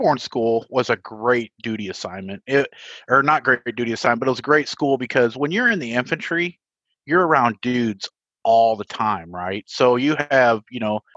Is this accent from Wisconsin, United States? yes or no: no; Otisville, Michigan, United States; now in Evansville, United States; I'm from a little town in Michigan, Otisville, Michigan